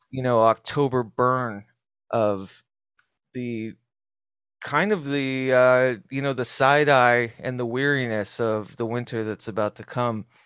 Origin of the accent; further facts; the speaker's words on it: Southwest, United States; as a kid growing up in the Southwest